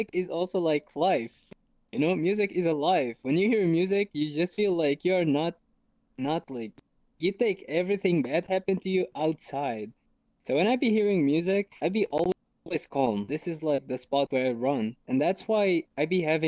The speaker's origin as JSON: {"language": "English", "country": "Syria", "second_language": "English", "moved": "yes", "lives_now": "Germany", "said": "I'm originally from Syria. For who don't know Syria, it's a country in the Middle East. And I'm living here in Germany for like 7 years."}